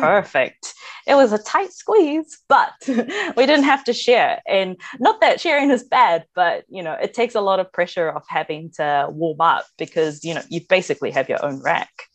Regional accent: New Zealand; being Māori myself and growing up with that stuff

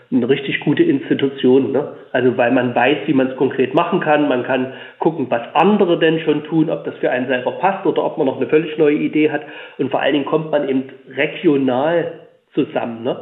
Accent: Leipzig, Saxony, Germany; ich komme aus Sachsen, ich bin gebürtiger Leipziger, lebe jetzt auf dem Land

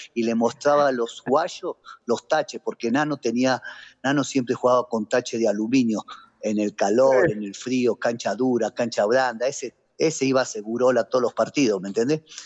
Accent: Argentina; moved away as an adult; now in Bogotá, Colombia; son cosas que te enseñan de chiquito allá en Argentina, ¿me entendés? Y bueno, yo acá cuando llegué

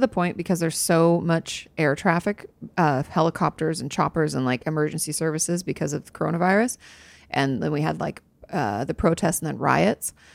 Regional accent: Pacific Northwest, United States; when I was growing up in the Pacific Northwest.

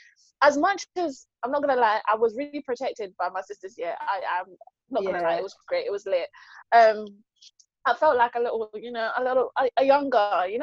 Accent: Jamaica; This is why. I am Jamaican.

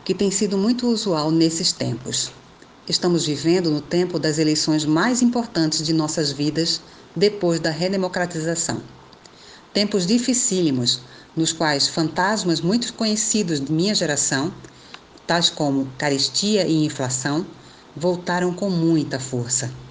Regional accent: Recife, Pernambuco, Brazil; Sou natural do Recife, capital de Pernambuco. Sou filha de um casal de pessoas negras da periferia

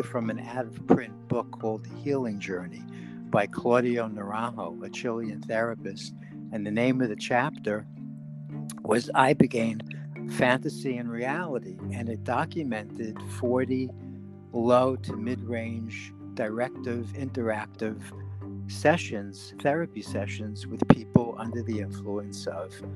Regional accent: New York City, New York, United States; The Bronx

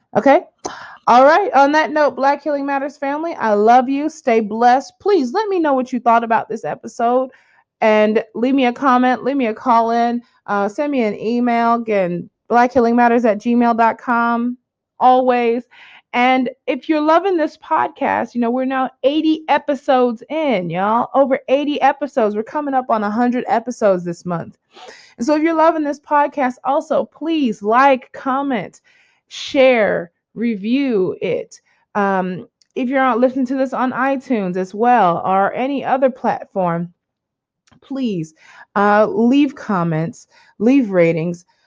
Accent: United States; moved away as an adult; as an American now living outside of America for such a long time

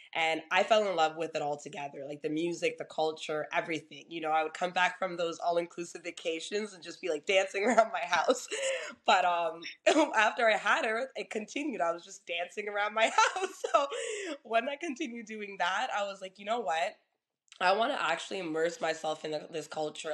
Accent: Toronto, Ontario, Canada; I'm originally from Toronto

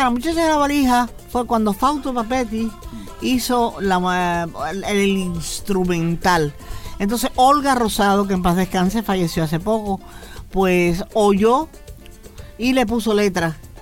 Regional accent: Havana, Cuba; moved away; nací en La Habana

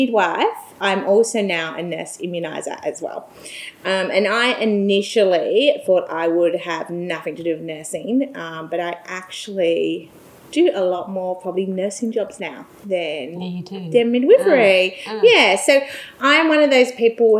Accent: England, United Kingdom; moved away as an adult; now in Australia; I am English and was brought up in England

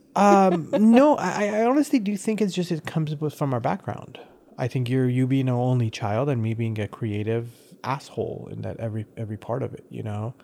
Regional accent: United States; also born or lived in Iran; I've grown up more as an American than anything

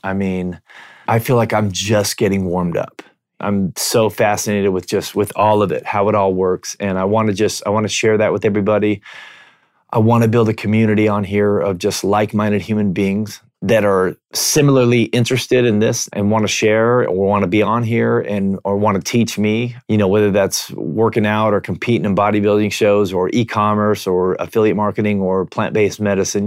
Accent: Washington, United States; I'm from Washington State

